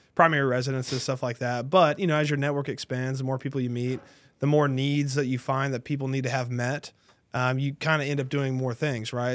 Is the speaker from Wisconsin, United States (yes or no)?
no; Tarrant County, Texas, United States; I was born and raised in Tarrant County, so it's kinda my stomping ground.